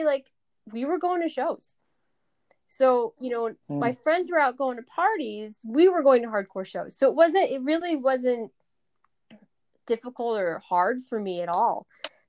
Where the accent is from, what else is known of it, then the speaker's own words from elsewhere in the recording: Pine Bush, New York, United States; I grew up in Pine Bush, New York